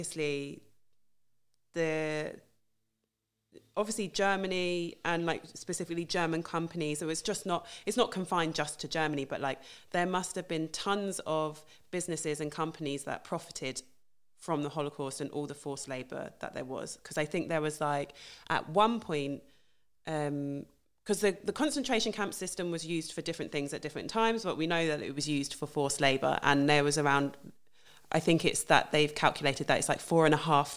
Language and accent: English; United Kingdom; I'm from the UK, I'm British